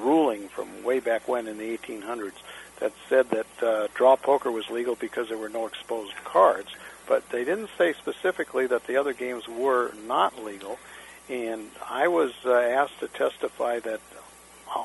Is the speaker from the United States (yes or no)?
yes; Denver, Colorado, United States; moved away; also born or lived in California; I grew up in Denver and came to California in the, about 1966 or so